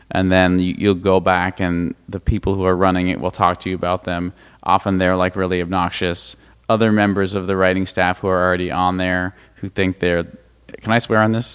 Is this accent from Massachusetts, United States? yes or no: yes; Brookline, Massachusetts, United States; I'm from Brookline, Massachusetts, originally, which is a suburb of Boston.